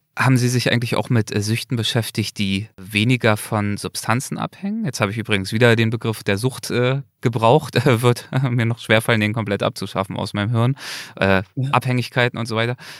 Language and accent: German; Germany; bei uns in Deutschland